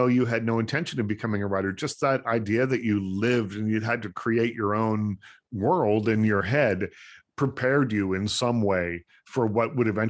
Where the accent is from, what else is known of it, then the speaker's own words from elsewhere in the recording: Liverpool, Nova Scotia, Canada; because I'm from Liverpool, Nova Scotia